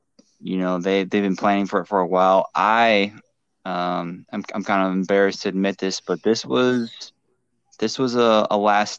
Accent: Minnesota, United States; moved away as an adult; also born or lived in Ohio / California; now in Anaheim, United States; I am a veteran of the Marine Corps. I was born in Ohio, grew up in Minnesota, came out to California when I enlisted in the Marine Corps.

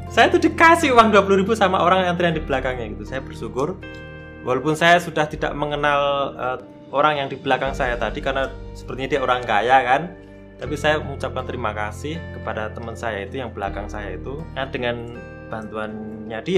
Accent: Cepu, Central Java, Indonesia; moved away as an adult; now in Yogyakarta, Indonesia; saya apa namanya? kan dari Cepu ya. Saya aslinya Cepuan, terus kemudian okay. ya di Jawa Tengah, terus kemudian ke Jogja ini modalnya kan modal modal semangat aja

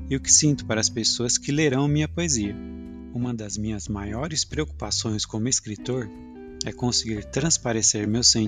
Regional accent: Botucatu, São Paulo, Brazil; born there; now in Barra Bonita, Brazil; Nasci em Butucatu e atualmente resido em Barra Bonita.

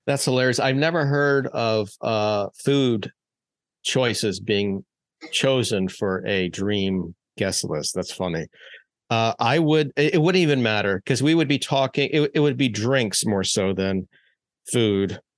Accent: Maryland, United States; when I was growing up in Maryland

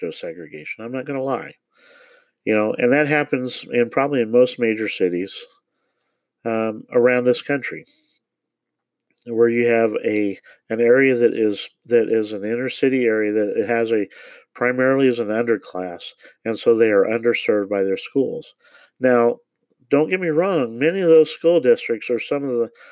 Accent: Parkville, Missouri, United States; I grew up in Parkville in the Kansas City area

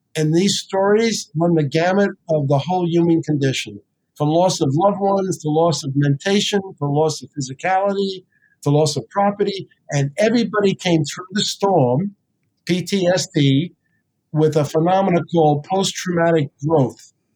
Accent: New York City, New York, United States; moved away; also born or lived in New Jersey; I grew up in the South Bronx.

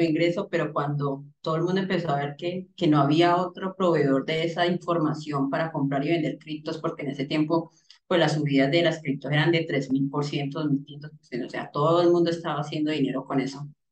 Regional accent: Cali, Valle del Cauca, Colombia; yo soy de Cali.

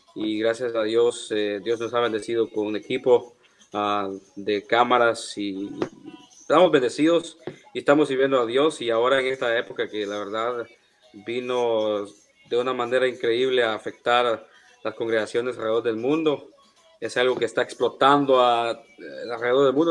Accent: El Salvador; now in United States; soy del Salvador. Eh, estoy en los Estados

